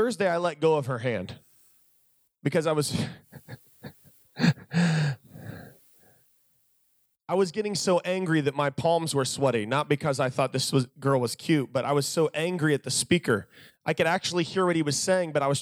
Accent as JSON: {"language": "English", "region": "Virginia", "country": "United States", "said": "I was from Virginia"}